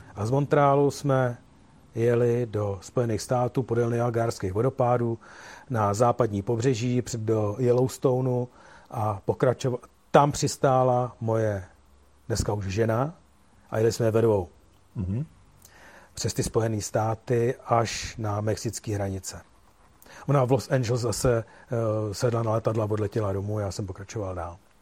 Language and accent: Czech; Czechia; jsem jsem z Čech